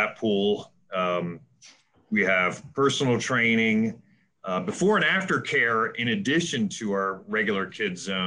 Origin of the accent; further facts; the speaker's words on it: Baltimore, Maryland, United States; moved away as an adult; also born or lived in Atlanta; I relocated from Atlanta up to Baltimore, which is where I grew up anyway